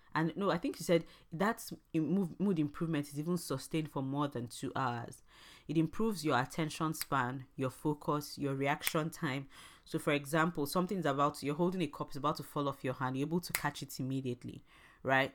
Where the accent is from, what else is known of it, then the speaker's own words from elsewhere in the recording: Imo, Nigeria; I'm from Nigeria and I'm from the very famous Arondi Zouk